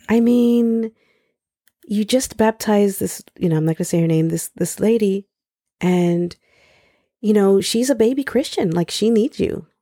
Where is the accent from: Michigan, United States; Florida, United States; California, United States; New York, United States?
New York, United States; New York City; I grew up in the Lower East Side of Manhattan